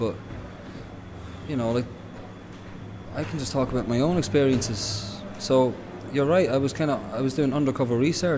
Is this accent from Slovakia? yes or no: no; Dundalk, County Louth, Ireland; there was an element of repression growing up in Dundalk